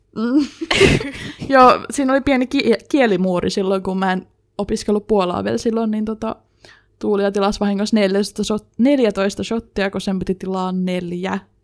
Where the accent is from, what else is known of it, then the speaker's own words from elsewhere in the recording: Jyväskylä, Central Finland, Finland; also born or lived in Sipoo, Uusimaa, Finland; sitten sen jälkeen Jyväskyläläistynyt